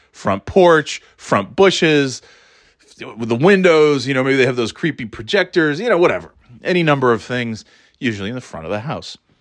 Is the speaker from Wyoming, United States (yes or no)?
no; New York, United States; moved away as an adult; now in New England, United States; my thirty years growing up in New York